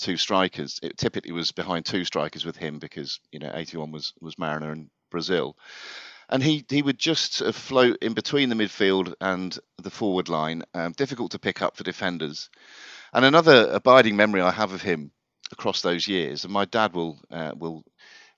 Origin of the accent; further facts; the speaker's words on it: Devon, South West England, United Kingdom; also born or lived in Ipswich; I was born in Ipswich, accident of birth, so that meant I was Ipswich through and through, whether I liked it or not. But then we moved to Devon when I was about 2 years old